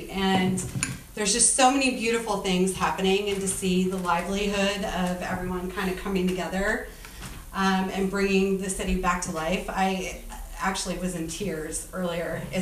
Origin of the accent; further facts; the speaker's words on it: Detroit, Michigan, United States; moved away as an adult; now in San Francisco, United States; I grew up in Detroit and uh, I moved to San Francisco, and I still live there.